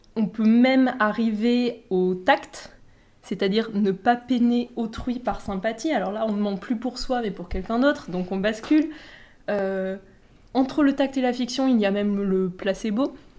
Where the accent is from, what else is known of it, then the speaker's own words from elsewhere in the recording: southern France, France; je viens du sud de la France